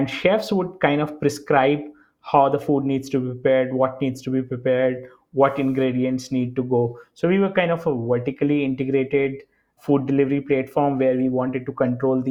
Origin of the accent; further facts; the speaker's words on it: India; I grew up in India